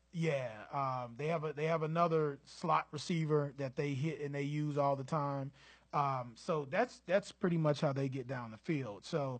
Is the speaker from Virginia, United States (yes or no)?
no; Charlotte, North Carolina, United States; born and raised in Charlotte, North Carolina.